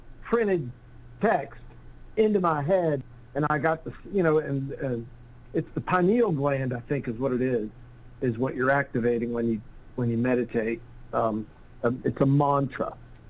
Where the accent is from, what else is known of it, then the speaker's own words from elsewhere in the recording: the South, United States; I grew up in the South, so I'm pretty familiar with a lot of the kind of Christian mores and whatnot.